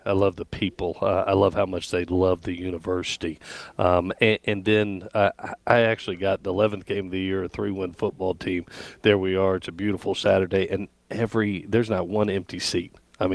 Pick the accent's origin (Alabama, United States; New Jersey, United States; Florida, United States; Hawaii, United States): Florida, United States; Gainesville; also born or lived in Southeast United States; growing up in the Southeast, my dad's a 50-year NFL and college coach. I was born in Gainesville, Florida.